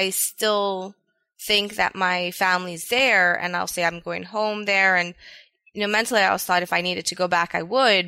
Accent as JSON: {"language": "English", "area": "Oahu", "region": "Hawaii", "country": "United States", "tie": "born or raised there", "also_born_or_lived": "Nevada", "said": "I grew up on Oahu"}